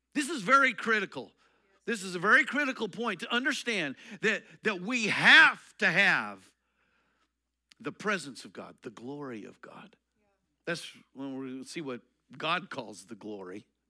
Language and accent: English; Eastern Colorado, United States; I grew up in Eastern Colorado.